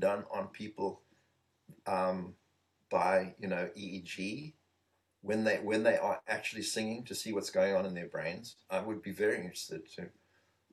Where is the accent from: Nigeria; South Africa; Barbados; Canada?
South Africa; Eastern Cape; moved away; being in South Africa, growing up in the Eastern Province where there are a lot of Bantu people